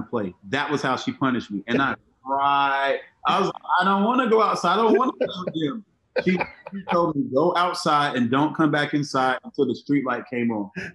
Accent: Miami and Monticello, Florida, United States; I grew up between Miami and a small town outside of Tallahassee called Monticello, Florida.

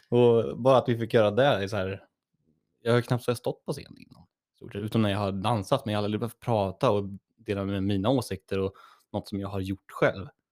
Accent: Örebro, Örebro County, Sweden; moved away; hemma i Örebro

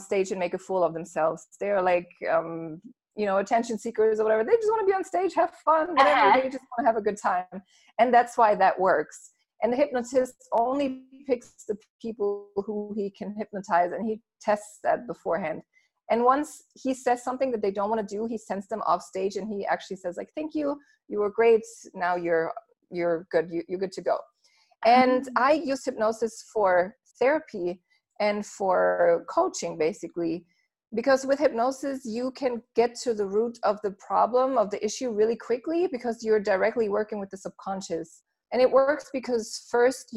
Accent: Germany; moved away as an adult; also born or lived in Los Angeles, United States; I was born and raised in Germany, and when I was 19, I went to LA to study and to work there for about 2 years

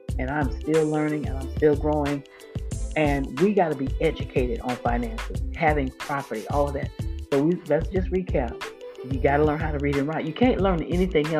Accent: Florida, United States; I grew up in Florida, and I started elementary school in the late 60s

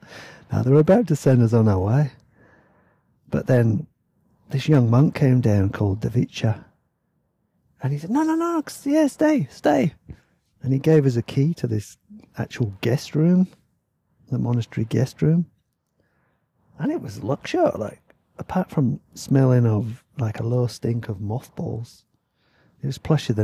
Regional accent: Yorkshire and the Humber, United Kingdom; now in Thailand; I'd just like to apologise for my accent, because sometimes my words sound a bit weird because I'm from Yorkshire, and when I first came over here, I'd say stuff like money and honey

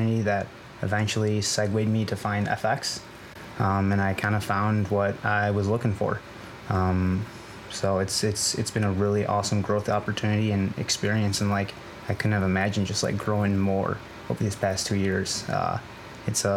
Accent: Chicago, Illinois, United States; moved away as an adult; now in Baltimore, United States; I'm originally from Chicago

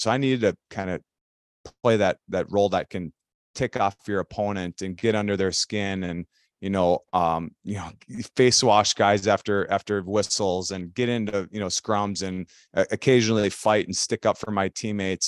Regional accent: Elk River, Minnesota, United States; I grew up in Elk River, which is a, you know, just a blue collar, hockey centered city here in Minnesota

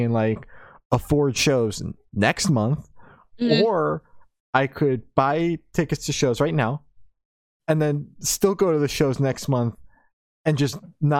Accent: New Jersey, United States; I'm going to two shows. I'm from New Jersey.

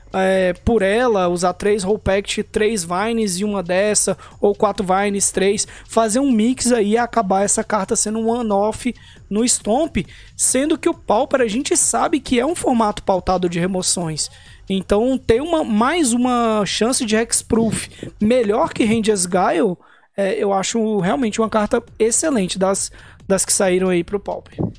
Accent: Brazil; a gente é brasileiro

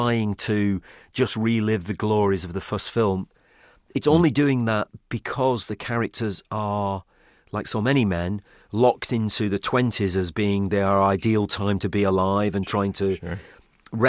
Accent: Manchester, North West England, United Kingdom; I come from Manchester, which is an industrial city in the north of England.

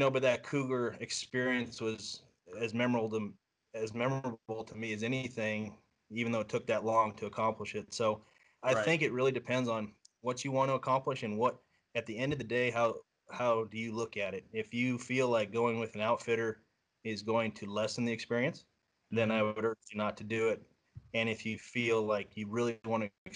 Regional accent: Southeast Iowa, United States; I grew up here in Iowa. It's my home

